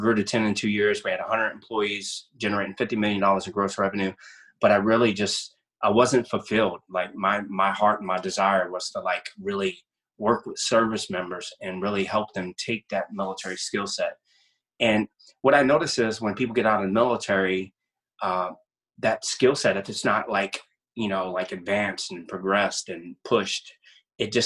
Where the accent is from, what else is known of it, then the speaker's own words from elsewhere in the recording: Louisiana, United States; I'm originally from Louisiana.